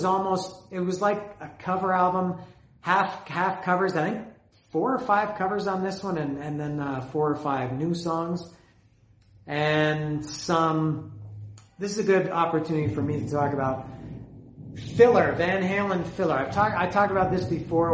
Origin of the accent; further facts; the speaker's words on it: Canada; I'm Canadian